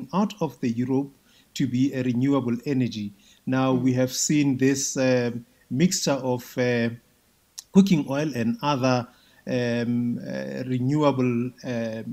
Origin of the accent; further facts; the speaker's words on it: South Africa; we as South Africans